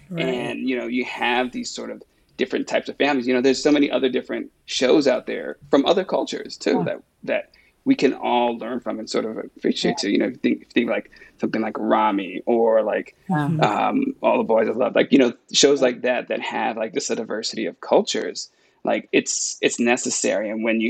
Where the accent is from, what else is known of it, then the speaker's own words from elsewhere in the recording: California, United States; I grew up in California. I'm New Yorican, but I grew up in California.